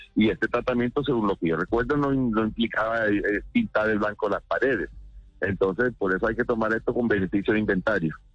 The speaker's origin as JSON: {"language": "Spanish", "area": "Costeño", "region": "Caribbean Region", "country": "Colombia", "said": "pensando como costeño"}